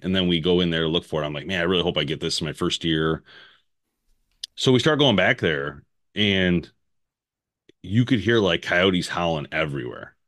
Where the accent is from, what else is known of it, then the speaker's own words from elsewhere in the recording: United States; I'm American